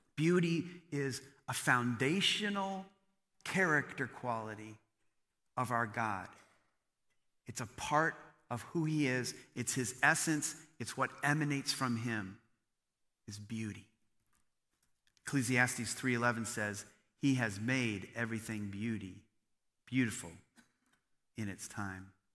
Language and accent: English; Bryan, Ohio, United States; I grew up in rural Ohio. I grew up in Bryan, Ohio.